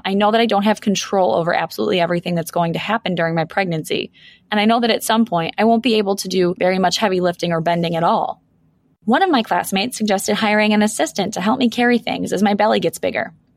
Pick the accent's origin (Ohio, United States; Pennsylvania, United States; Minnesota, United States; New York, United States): New York, United States; Buffalo; I'm born and raised in Buffalo, and I still practice here